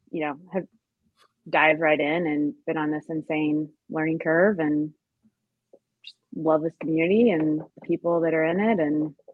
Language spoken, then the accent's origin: English; Tennessee, United States; also born or lived in Oregon / Wisconsin / Colorado / Thailand; now in Long Beach, United States; but I'm originally from Tennessee. Uh, lived out in Oregon for a number of years, bounced around, um, lived in Wisconsin, Colorado, Thailand, parts of Africa, like really all over before landing in Long Beach, California.